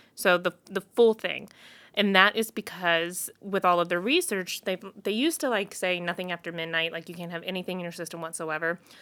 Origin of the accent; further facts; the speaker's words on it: Missouri, United States; now in Colorado, United States; I'm from Missouri, okay? Like, I'm a Mid-, Midwest girl